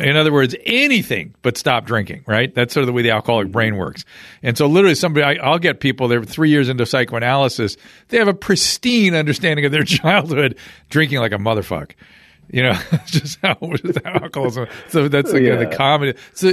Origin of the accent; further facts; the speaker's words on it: Australia; I'm from Australia. I lived in Australia. That's Asian enough.